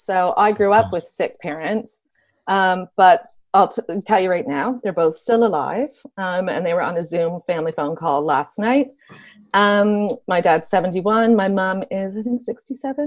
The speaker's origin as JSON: {"language": "English", "country": "Canada", "moved": "as an adult", "lives_now": "United Kingdom", "said": "I'm Canadian"}